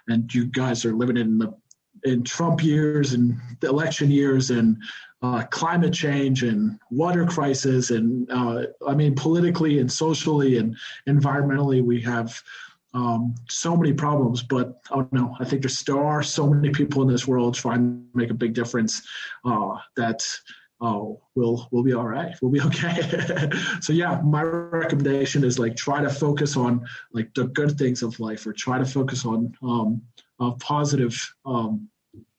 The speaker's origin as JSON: {"language": "English", "region": "Texas", "country": "United States", "tie": "born or raised there", "moved": "as an adult", "lives_now": "Mexico City, Mexico", "said": "I grew up in Texas"}